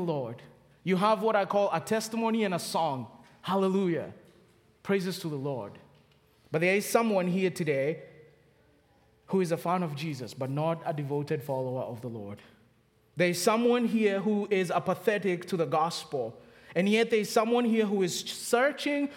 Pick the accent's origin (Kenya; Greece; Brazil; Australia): Kenya; accent: Kenyan; now in Charlotte, United States; From the accent, I'm from Kenya